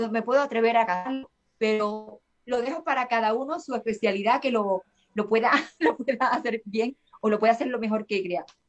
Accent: Seville, Andalusia, Spain; yo soy de España, y aquí en España, en el sur, yo soy de, Sevilla, en la parte de Andalucía

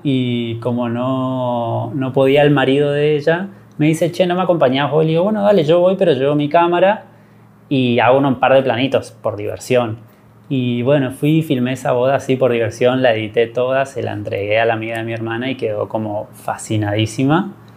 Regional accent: Corrientes, Argentina; also born or lived in Buenos Aires, Argentina; soy correntino

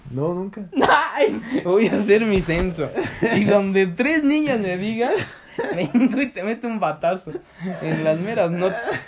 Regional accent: Tulum, Quintana Roo, Mexico; Soy Tuluminati. de, vengo de Tulum.

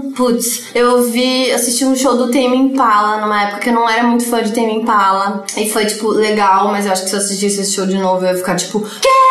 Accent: São Paulo, Brazil; Pinheiros, eu sou tipo ultra bairrista. Eu nasci e morei no mesmo bairro a vida inteira

